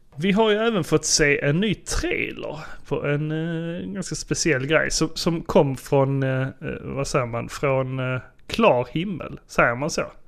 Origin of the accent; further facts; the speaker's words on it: Sjöbo, Skåne, Sweden; moved away; Jag kom ju nyligen hem från eh, Sjöbo. Mm. Där jag eh, besökte mina föräldrar